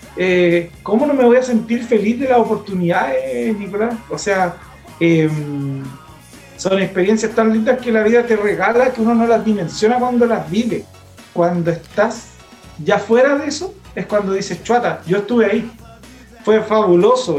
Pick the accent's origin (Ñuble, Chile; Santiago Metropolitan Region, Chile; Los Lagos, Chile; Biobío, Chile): Biobío, Chile; Coronel; moved away as an adult; also born or lived in Lota / Los Ángeles / Chillán; now in Talca, Chile; yo soy nacido en Lota, avecindado en Coronel, donde viví toda la vida en Coronel